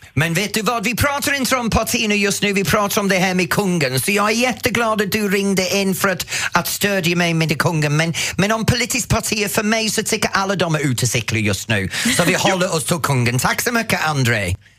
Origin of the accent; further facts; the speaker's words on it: Norrtälje, Stockholm County, Sweden; Min hemstad